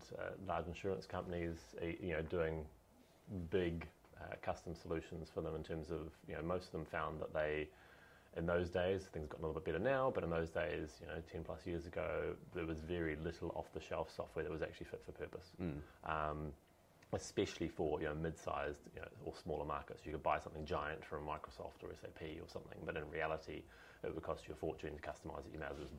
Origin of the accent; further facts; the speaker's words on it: New Zealand; moved away as an adult; now in United Kingdom; originally from New Zealand